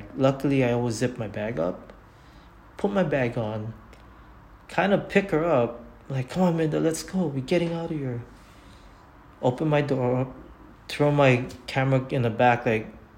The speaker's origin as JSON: {"language": "English", "region": "Hawaii", "country": "United States", "tie": "born or raised there", "said": "I'm born and raised in Hawaii"}